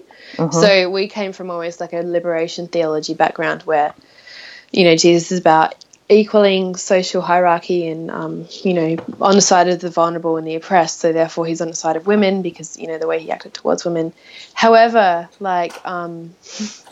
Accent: Adelaide, South Australia, Australia; moved away as an adult; I'm from Australia. My hometown is Adelaide

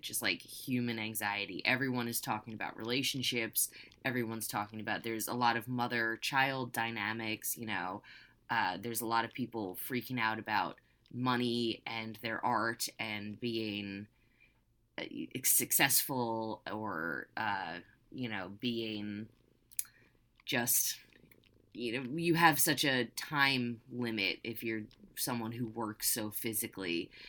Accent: United States; also born or lived in California; as an American

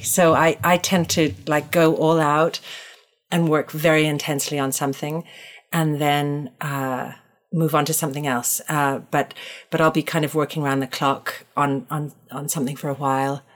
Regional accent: Toronto, Ontario, Canada; now in New York, United States; I, grew up in Toronto. Chestnut Park is in Toronto, Canada.

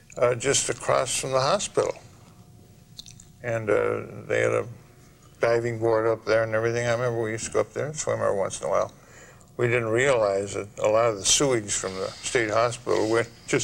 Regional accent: Anoka, Minnesota, United States; moved away as an adult; it's my hometown, you know. Born and raised here, and I feel very close to Anoka.

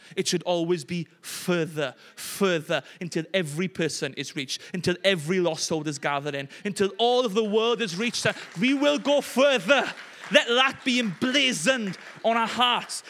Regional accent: Llanelli, Wales, United Kingdom; as Welsh people and people from Llanelli

